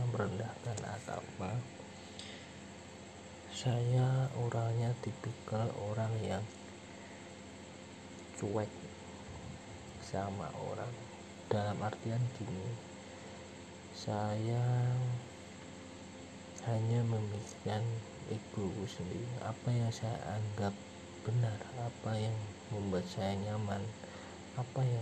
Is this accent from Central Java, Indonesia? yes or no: yes; Semarang, Central Java, Indonesia; also born or lived in Kudus; dulu saya asli sini sih asli Semarang tetapi saya pindah-pindah kota semenjak saya lahir di Semarang sampai 12 tahun lebih tepatnya saya lulus SD itu masih di Semarang